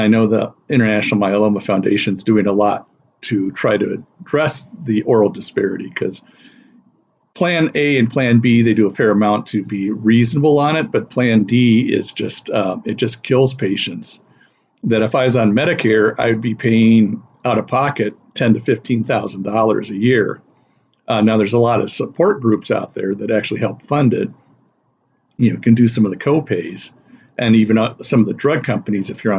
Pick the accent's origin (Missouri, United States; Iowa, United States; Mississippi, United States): Iowa, United States; now in Twin Cities, United States; I'm from Iowa